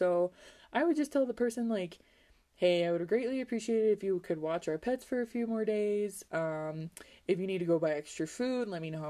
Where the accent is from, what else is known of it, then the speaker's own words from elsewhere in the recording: Wyoming, United States; I think it's from me growing up in Wyoming and dealing with this weather all the time